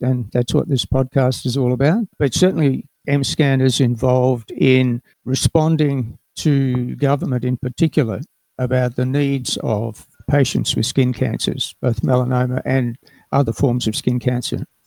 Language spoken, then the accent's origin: English; Darwin, Northern Territory, Australia; I was born in Darwin and grew up in the Northern Territory